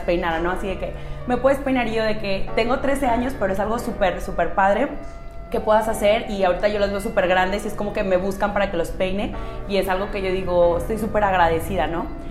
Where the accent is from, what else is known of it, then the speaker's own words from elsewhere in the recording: Monterrey, Nuevo León, Mexico; tengo 26 años, soy de Monterrey